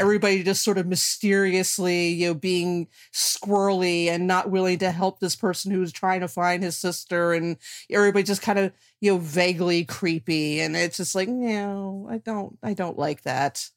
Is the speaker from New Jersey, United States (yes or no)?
yes; New Jersey, United States; I'm from New Jersey